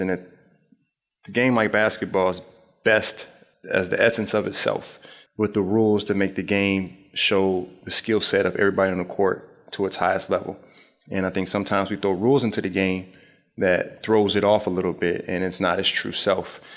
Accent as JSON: {"language": "English", "town": "Springfield", "region": "Illinois", "country": "United States", "tie": "born or raised there", "also_born_or_lived": "Philadelphia", "moved": "yes", "said": "Just growing up in Springfield, Illinois, my mother had us reading the State Journal Register every single day"}